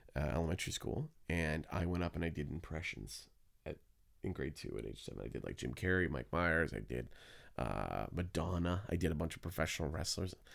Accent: Hamilton, Ontario, Canada; I was born in Hamilton

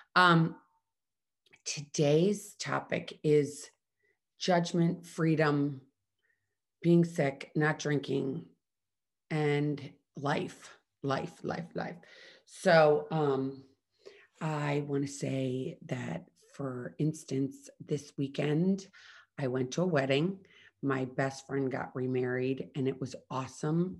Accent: Midwest, United States; I grew up in the Midwest

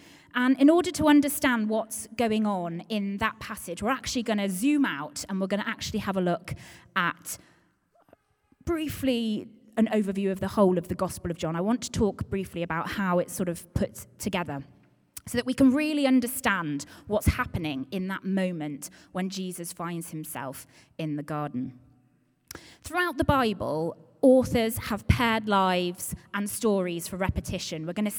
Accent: Dawlish, South West England, United Kingdom; So I'm originally from Devon. I am from Dawlish, and I think I'm now on my 30th ever home.

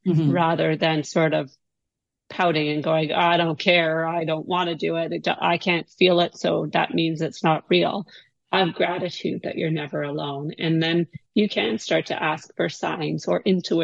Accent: Canada; I am Canadian

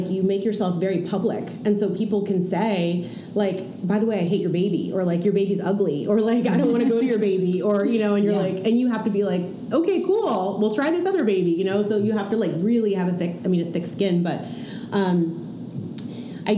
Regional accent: New Jersey, United States; now in Portland, United States; I'm from Jersey

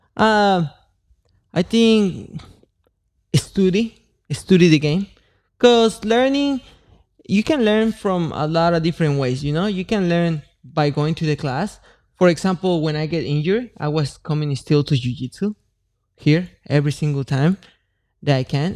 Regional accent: Mexico; moved away; I come from Mexico

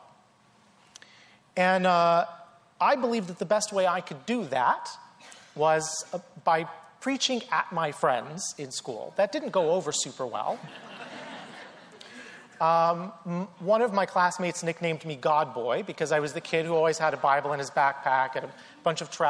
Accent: North Carolina, United States; I grew up in the South, in North Carolina.

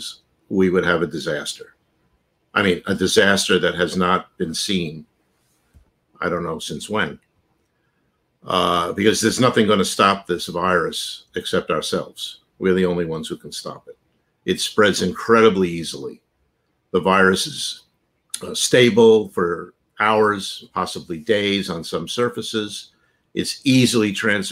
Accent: New York City, New York, United States; also born or lived in suburban Maryland; now in Maryland, United States; I'm a New Yorker

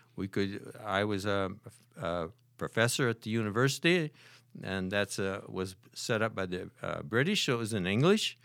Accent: Holland, Michigan, United States; moved away as an adult; I was born and raised in Holland, Michigan

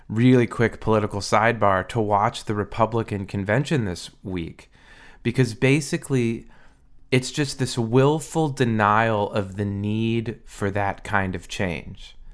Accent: Minnesota, United States; now in California, United States; I'm from Minnesota.

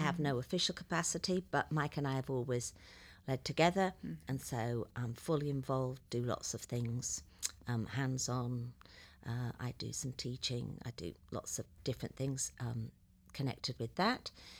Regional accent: England, United Kingdom; moved away as an adult; now in Dayton, United States; as you can probably begin to tell, I'm not from Dayton, Ohio. I live in Dayton, Ohio now, but I was originally born in England, and I lived there for 45 years, give or take.

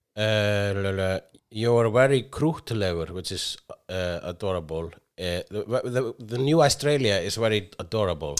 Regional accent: Iceland; I am Icelandic

